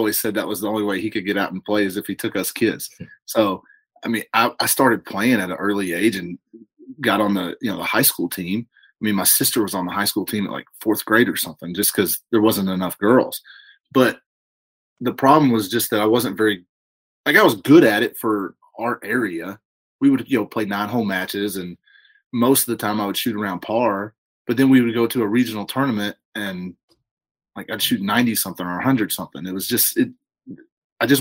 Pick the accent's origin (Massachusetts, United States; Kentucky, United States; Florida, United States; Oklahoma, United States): Kentucky, United States; Horse Cave; also born or lived in Louisville, Kentucky; a childhood we grew up in Horse Cave, Kentucky, down in Hart County